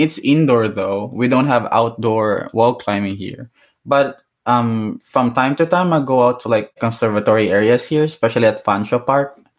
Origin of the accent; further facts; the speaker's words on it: Iloilo City, Western Visayas, Philippines; first language Hiligaynon; English is a second language; moved away as an adult; also born or lived in Boracay; now in Canada; growing up in Boracay, like it's it's the island I grew up